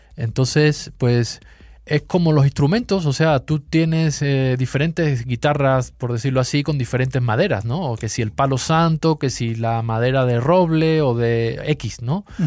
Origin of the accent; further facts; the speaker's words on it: Seville, Andalusia, Spain; accent: sevillano; moved away as an adult; now in Mexico City, Mexico; Yo soy de Sevilla, sí. Aquí llevo ya unos años, ya casi una década, medio chilango